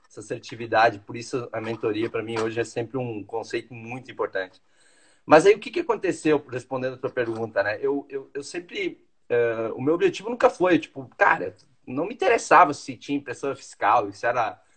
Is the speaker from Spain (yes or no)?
no; Teutônia, Rio Grande do Sul, Brazil; eu sou de Teutônia, né? Eu sou, como fala, eu sou alemãozinho de Teutônia, né? Então, lá do interiorzinho